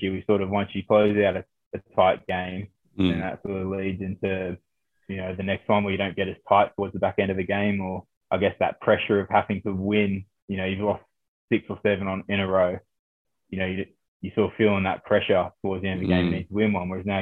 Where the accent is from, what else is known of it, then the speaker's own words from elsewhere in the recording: Sydney, New South Wales, Australia; moved away as an adult; now in Gloucester, United Kingdom; So I'm Aussie. I was born in Oz. My mum's Australian. I was born in Sydney, but my dad's from Christchurch in New Zealand.